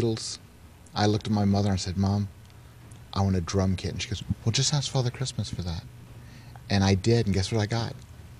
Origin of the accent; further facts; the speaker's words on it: Nova Scotia, Canada; also born or lived in Virginia, United States; Nova Scotia.